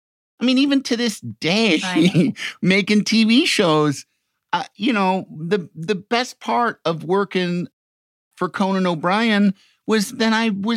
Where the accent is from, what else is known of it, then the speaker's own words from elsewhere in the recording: Chicago, Illinois, United States; I'm from Chicago.